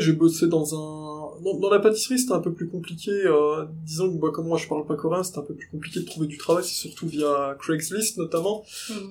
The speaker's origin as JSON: {"language": "French", "town": "Nancy", "region": "Grand Est", "country": "France", "said": "je suis de Nancy"}